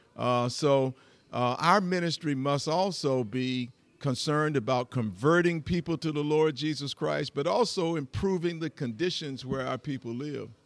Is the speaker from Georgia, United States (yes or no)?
yes; Metter, Georgia, United States; moved away as an adult; now in Atlanta, United States; I grew up in a little small community called Meta, Georgia